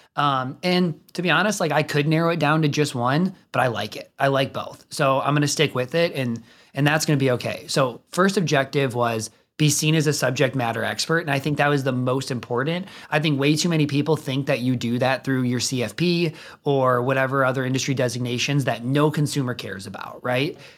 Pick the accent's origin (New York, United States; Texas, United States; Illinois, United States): Illinois, United States; suburb of Chicago, near the Illinois-Wisconsin border, United States; moved away as an adult; also born or lived in Minnesota; now in Indianapolis, United States; I'm from, like, a suburb of Chicago, if you're not from the area, if you're from the area, not a suburb of Chicago, like, kind of on the Illinois, Wisconsin border